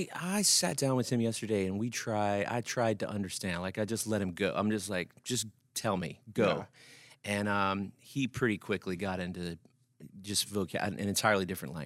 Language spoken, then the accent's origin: English; Alexandria, Louisiana, United States; So we're originally from Alexandria, Louisiana.